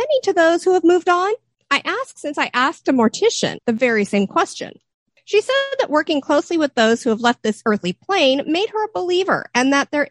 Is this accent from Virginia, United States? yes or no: no; Southern California, United States; Growing up in Southern California, any gardening I did was always horrible trying to get through the clay.